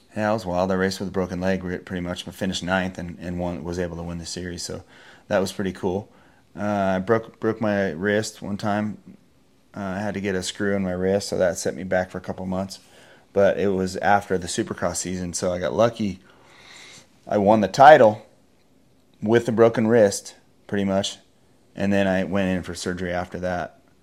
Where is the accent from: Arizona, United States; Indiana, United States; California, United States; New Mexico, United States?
California, United States; Encinitas; also born or lived in San Francisco, California; I am from Encinitas, California